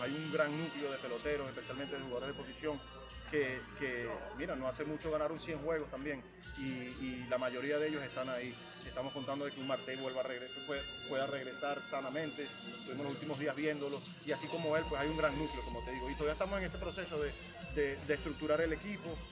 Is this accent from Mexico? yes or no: no; Venezuela; moved away; also born or lived in New York, United States; yo crecí en la pelota de invierno este, en Venezuela. Uno como latino